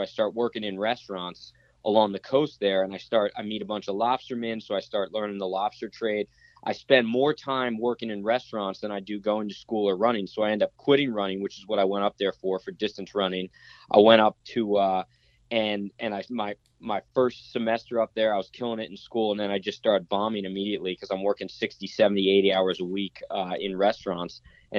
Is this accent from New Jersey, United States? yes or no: yes; Bridgewater, New Jersey, United States; moved away as an adult; also born or lived in Asbury Park, New Jersey / Maine; now in California, United States; I grew up in Bridgewater, except then I moved. And before I moved out to California, I actually lived in Asbury Park for 4 years.